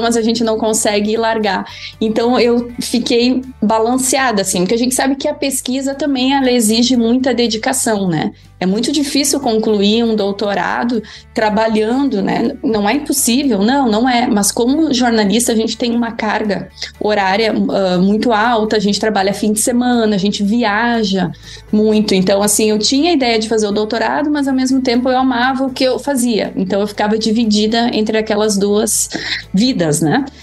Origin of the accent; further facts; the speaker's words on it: São José do Herval, Rio Grande do Sul, Brazil; moved away as an adult; now in Illinois, United States; sou natural de uma cidade no interior do Rio Grande do Sul, São José do Herval